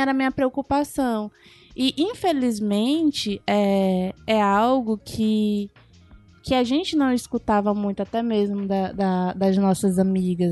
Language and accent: Portuguese; São Luís, Maranhão, Brazil; moved away as an adult; now in Fortaleza, Brazil; eu sou do Maranhão, né, que eu vim de São Luís